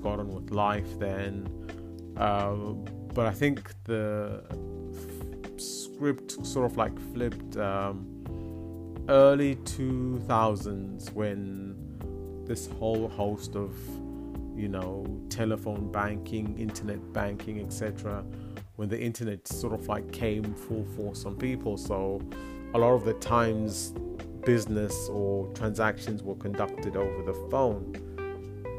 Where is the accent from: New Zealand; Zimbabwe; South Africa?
Zimbabwe; moved away; I grew up in Zimbabwe